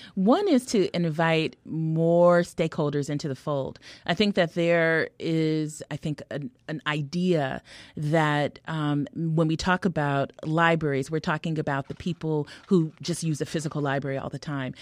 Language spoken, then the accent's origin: English; California, United States; also born or lived in Harlem, New York / Hartford; now in Chicago, United States; I'm a Californian